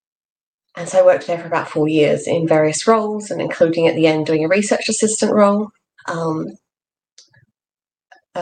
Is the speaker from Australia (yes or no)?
yes; Australia; moved away as an adult; now in England; you can probably tell from my accent that I wasn't born here. I was born in Australia, and that's where I did my undergrad.